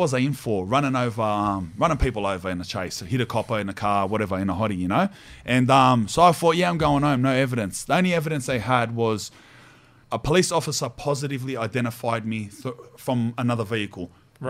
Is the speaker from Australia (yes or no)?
yes; Australia; I'm like Aussie, Spanish.